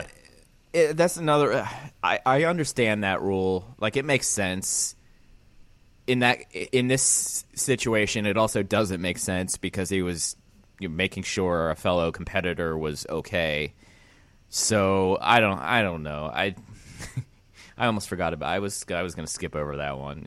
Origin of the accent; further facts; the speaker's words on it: Pennsylvania, United States; moved away; I've been banned from my home state